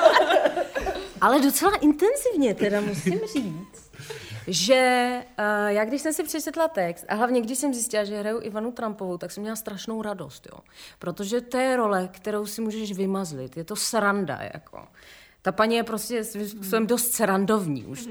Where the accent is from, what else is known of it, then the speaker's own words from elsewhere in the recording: Czechia; also born or lived in Scotland; jsem Češka